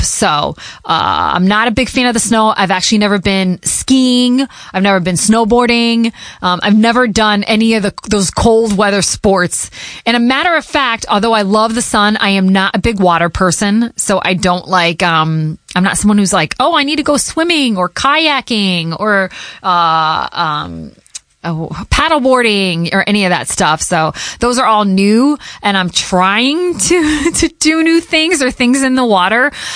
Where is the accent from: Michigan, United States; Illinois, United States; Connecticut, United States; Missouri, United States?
Connecticut, United States; first language Portuguese; English is a second language; moved away as an adult; also born or lived in Hartford, Connecticut / Boston, Massachusetts / Providence, Rhode Island; I grew up in Connecticut